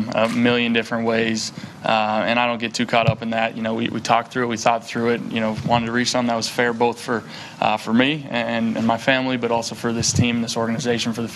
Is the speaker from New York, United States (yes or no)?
no; North Dakota, United States; moved away; growing up in North Dakota